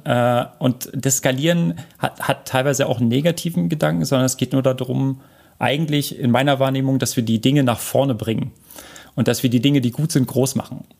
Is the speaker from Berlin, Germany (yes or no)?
yes; Berlin, Germany; ich komme ja aus Berlin